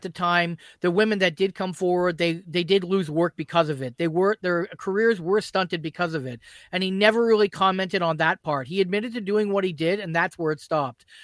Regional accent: Brantford, Ontario, Canada; So I grew up in Brantford, Ontario, and that's obviously where Wayne Gretzky's from

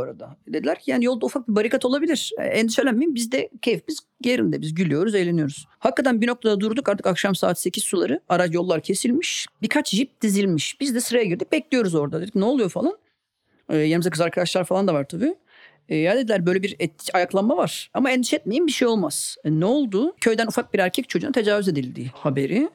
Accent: Karabük, Karabük Province, Turkey; moved away as an adult; also born or lived in Istanbul; ben de küçük bir şehirde doğdum Karabük'te ve İstanbul'a ilk geldiğimde 18 yaşındaydım.

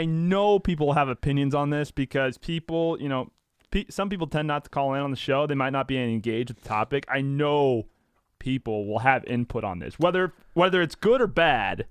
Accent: St. Louis, Missouri, United States; I am twenty-five from Saint Louis, born at DePaul Hospital on April twenty-ninth, nineteen ninety-four

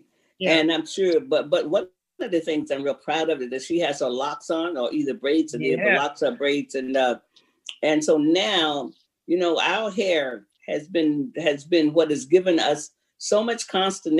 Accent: Florida, United States; I love my Florida people

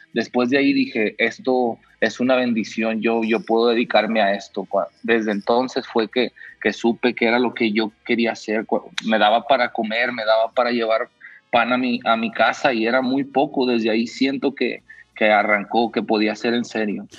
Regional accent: Mexico; yo como mexicano

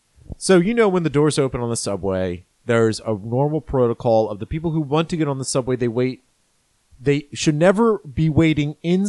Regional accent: Maryland, United States; moved away; my regular home in Maryland when I grew up. I grew up in Maryland.

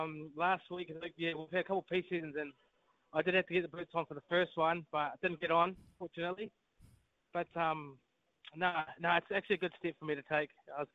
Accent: New Zealand; I guess like any Kiwi kid growing up in New Zealand, watching the ABs from a young age

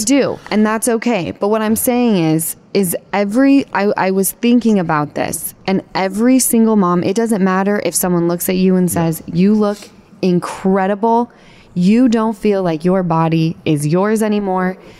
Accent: Utah, United States; now in Los Angeles, United States; We grew up in Utah together

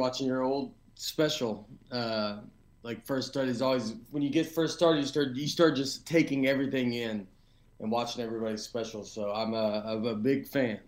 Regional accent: Nashville, Tennessee, United States; moved away as an adult; also born or lived in New York / Los Angeles; I'm from Nashville, and I've been back here for about five years

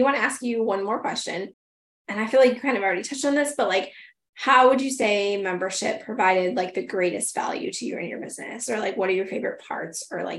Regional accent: Michigan, United States; moved away; I grew up in Michigan and like Traverse City.

